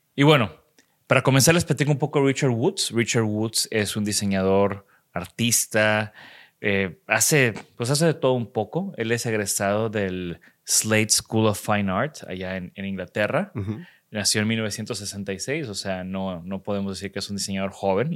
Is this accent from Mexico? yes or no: yes; Mexico; de México